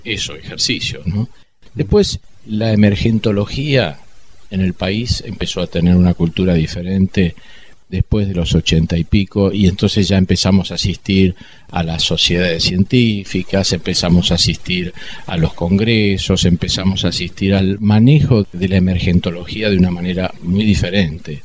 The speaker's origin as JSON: {"language": "Spanish", "country": "Argentina", "said": "como argentino"}